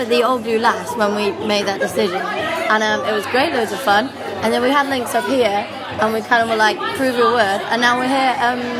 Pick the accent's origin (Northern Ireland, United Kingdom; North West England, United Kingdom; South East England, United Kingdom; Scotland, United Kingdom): North West England, United Kingdom; now in London, United Kingdom; Uh, I'm from Cheshire.